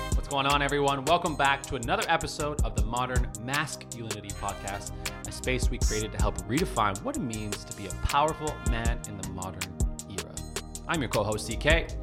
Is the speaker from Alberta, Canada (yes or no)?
yes; Calgary, Alberta, Canada; my hometown